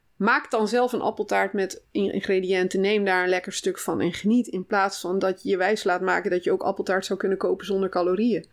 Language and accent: Dutch; North Brabant, Netherlands; moved away as an adult; also born or lived in Oegstgeest; ik kom uit Brabant. Hm. Daar heb ik zeg maar mijn jeugd doorgebracht tot ah, ik ging okay. studeren.